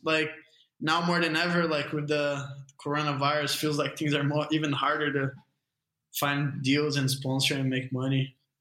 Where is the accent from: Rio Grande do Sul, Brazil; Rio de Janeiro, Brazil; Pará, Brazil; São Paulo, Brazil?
São Paulo, Brazil; Guarujá; also born or lived in California; I'm from Guarujá. It's a couple hour drive from the airport in São Paulo